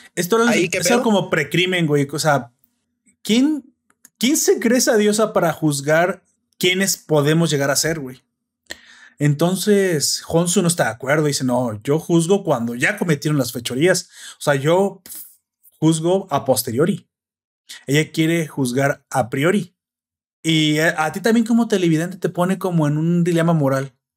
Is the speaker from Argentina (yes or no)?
no; Mexico; a mí como hispano, mexicano, ciudadano de internet moderno